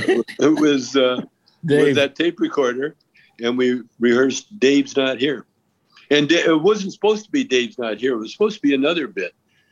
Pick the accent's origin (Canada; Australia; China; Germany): Canada; now in United States; Yeah, I'm Canadian.